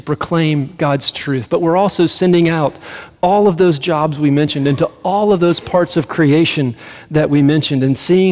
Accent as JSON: {"language": "English", "town": "Greenville", "country": "United States", "tie": "born or raised there", "moved": "as an adult", "lives_now": "Colorado, United States", "said": "I grew up in Greenville"}